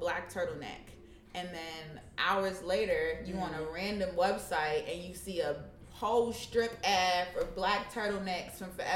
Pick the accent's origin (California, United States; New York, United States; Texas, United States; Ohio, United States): New York, United States; New York City; I'm from Harlem